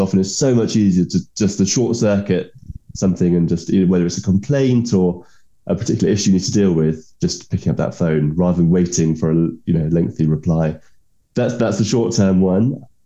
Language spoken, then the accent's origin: English; England, United Kingdom